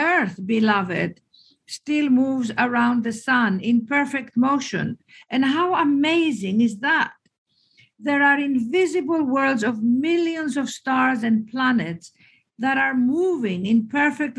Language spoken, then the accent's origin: English; Greece; moved away; I'm Greek.